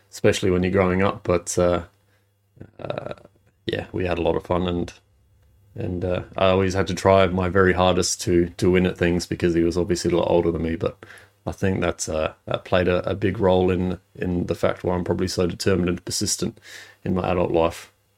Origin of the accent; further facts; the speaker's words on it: Adelaide, South Australia, Australia; I was born in Adelaide